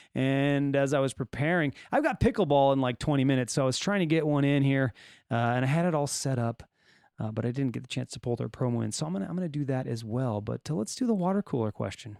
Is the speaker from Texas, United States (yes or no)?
no; California, United States; accent: Californian; I'll just stick with my regular Californian accent.